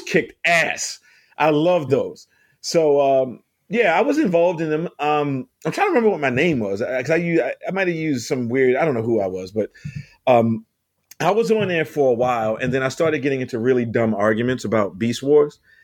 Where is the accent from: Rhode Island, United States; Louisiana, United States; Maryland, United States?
Maryland, United States; Baltimore; moved away; I'm from Baltimore